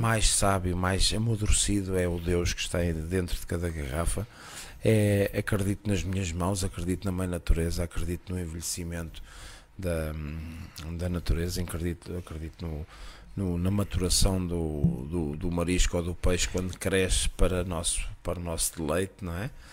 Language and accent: Portuguese; Costa da Caparica, Setúbal, Portugal; also born or lived in Spain; cresci na Costa de Caparica